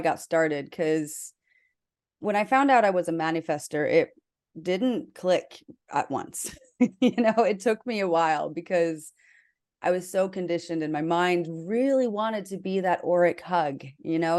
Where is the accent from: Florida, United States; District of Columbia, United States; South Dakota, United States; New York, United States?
South Dakota, United States; I was raised in South Dakota, which is in the middle of the Bible Belt